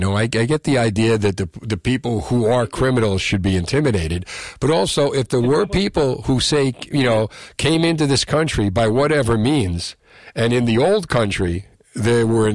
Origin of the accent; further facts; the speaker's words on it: Marlboro, New Jersey, United States; growing up in Marlboro